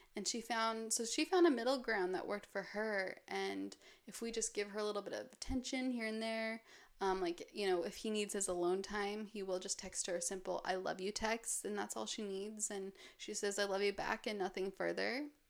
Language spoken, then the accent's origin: English; Park City, Utah, United States; moved away; I'll also spend a lot of the year in my hometown, Park City, which is surrounded by mountains